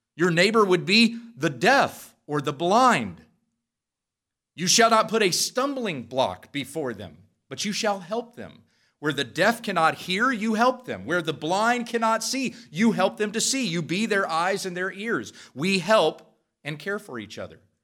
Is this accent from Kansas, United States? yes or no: yes; Western Kansas, United States; I grew up in Western Kansas